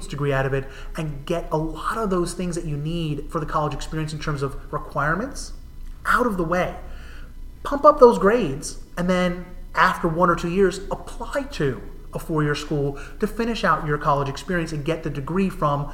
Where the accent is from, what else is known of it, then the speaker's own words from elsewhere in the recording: New Jersey, United States; now in Massachusetts, United States; Where I grew up in New Jersey, they're sometimes called county colleges